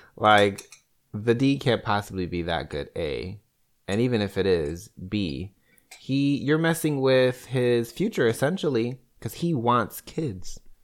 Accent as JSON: {"language": "English", "town": "Chicago", "region": "Illinois", "country": "United States", "tie": "born or raised there", "moved": "yes", "lives_now": "Kansas City, United States", "said": "born and raised in Chicago"}